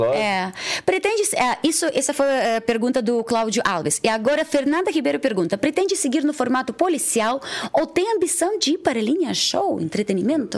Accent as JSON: {"language": "Portuguese", "town": "Odesa", "region": "Odesa Oblast", "country": "Ukraine", "second_language": "Portuguese", "moved": "yes", "lives_now": "Brazil", "said": "eu sou da, de Odessa"}